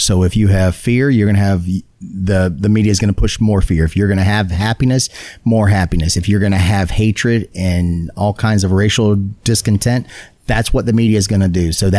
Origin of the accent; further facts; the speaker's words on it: Hawaii, United States; I had a great childhood as far as being growing up in Hawaii.